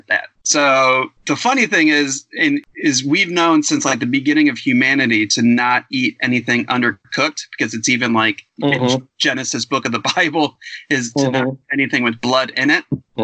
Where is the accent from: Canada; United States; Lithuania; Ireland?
United States; Cleveland, Ohio; accent: Cleveland; my Cleveland accent